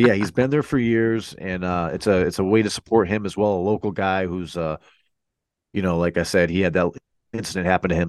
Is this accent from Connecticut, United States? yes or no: yes; Connecticut, United States; we're from Connecticut, so we kinda gotta give big ups to, to our local, uh, you know, our local scene